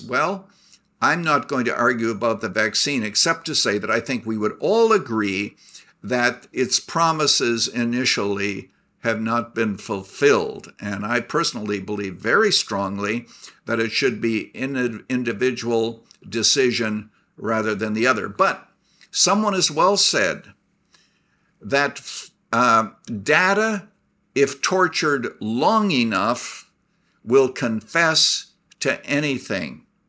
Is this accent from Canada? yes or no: yes; Canada; now in United States; I was born in Canada